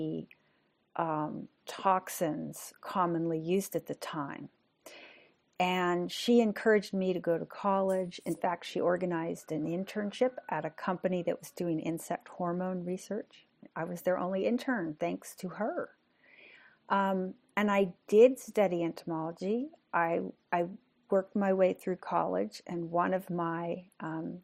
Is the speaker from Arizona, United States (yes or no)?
no; San Francisco Bay Area, California, United States; also born or lived in Bakersfield / San Diego; I grew up in the San Francisco Bay Area